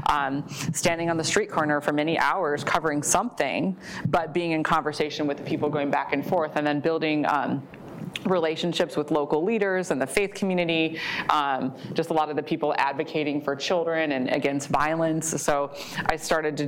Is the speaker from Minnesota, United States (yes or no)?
yes; Maple Grove, Minnesota, United States; I grew up in the Plymouth Maple Grove area, went to Osseo schools